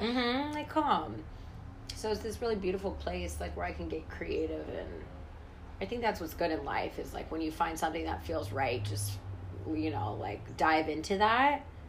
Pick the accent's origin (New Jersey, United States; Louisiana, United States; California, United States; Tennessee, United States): California, United States; the Bay Area; I grew up in the Bay